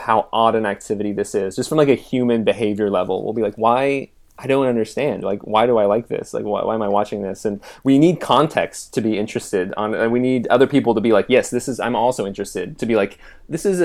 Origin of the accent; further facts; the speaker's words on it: Renton, Washington, United States; I was born in Renton, Washington